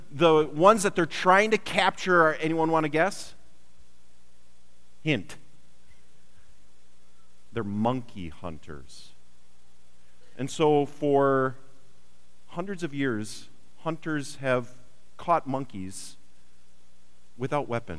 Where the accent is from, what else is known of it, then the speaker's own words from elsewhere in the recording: Wisconsin, United States; I grew up in Wisconsin